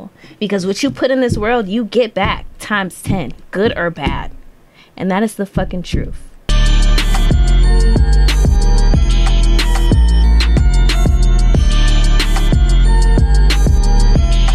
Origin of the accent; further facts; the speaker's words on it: Cleveland, Ohio, United States; also born or lived in San Diego; I'm from Cleveland. I love Cleveland